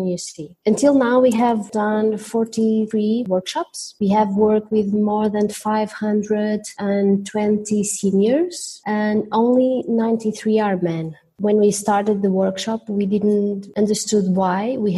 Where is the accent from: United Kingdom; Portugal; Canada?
Portugal; Covilhã, Centro; Covilhã, my hometown